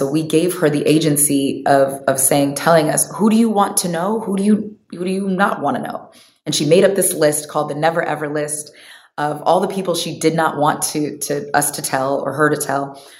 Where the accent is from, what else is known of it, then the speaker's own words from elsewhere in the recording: Omaha, Nebraska, United States; moved away; also born or lived in Bay Area; when we moved from Omaha, Nebraska uh, to the Bay Area, my mom was like, Yes, I've always raised you girls to have a world perspective and not a town perspective.